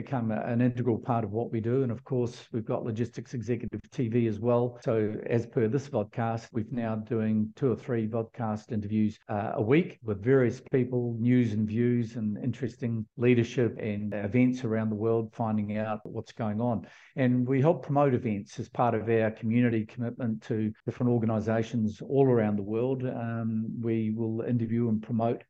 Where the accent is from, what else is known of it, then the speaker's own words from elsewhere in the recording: New Zealand; moved away; being a Kiwi